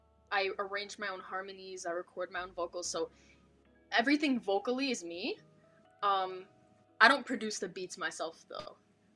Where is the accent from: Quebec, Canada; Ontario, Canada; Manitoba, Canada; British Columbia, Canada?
Ontario, Canada; Toronto; I'm Romanian, but I was born in Canada, though.